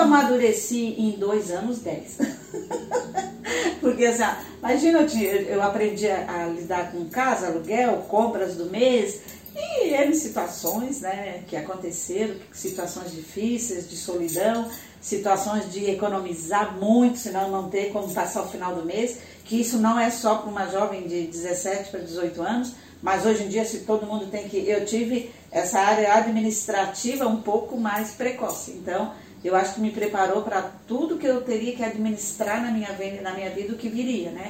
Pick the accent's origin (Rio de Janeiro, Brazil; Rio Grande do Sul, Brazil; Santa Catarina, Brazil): Santa Catarina, Brazil; Tubarão; moved away as an adult; also born or lived in Florianópolis; eu sou de Tubarão